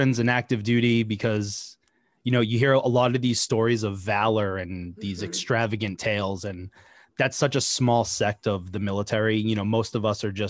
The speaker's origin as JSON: {"language": "English", "town": "Boston", "region": "Massachusetts", "country": "United States", "also_born_or_lived": "Virginia", "moved": "yes", "lives_now": "New Jersey, United States", "said": "So we live in New Jersey now. Okay. I'm originally from Boston."}